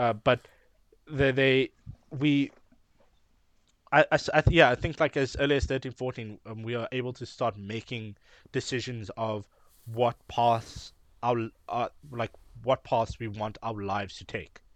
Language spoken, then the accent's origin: English; Cape Town, Western Cape, South Africa; we are people from Cape Town